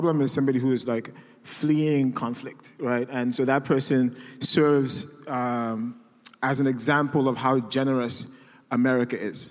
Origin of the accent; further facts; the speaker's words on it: Nigeria; moved away as an adult; now in United States; I'm an immigrant. I'm Nigerian.